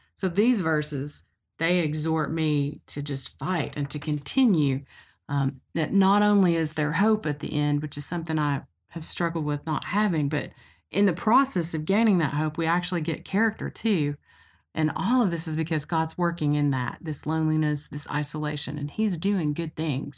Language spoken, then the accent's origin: English; Cookeville, Tennessee, United States; moved away as an adult; now in Knoxville, United States; I grew up in Cookville in Middle Tennessee, and I came to Knoxville to go to school at U T